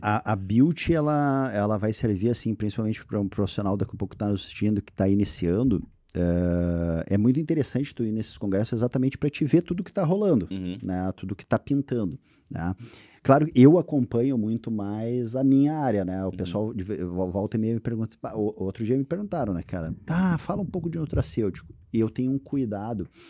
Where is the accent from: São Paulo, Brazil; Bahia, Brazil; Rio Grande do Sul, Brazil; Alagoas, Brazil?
Rio Grande do Sul, Brazil; Porto Alegre; also born or lived in Teutônia; now in Lajeado, Brazil; eu sou um cara que sou nascido criado em Porto Alegre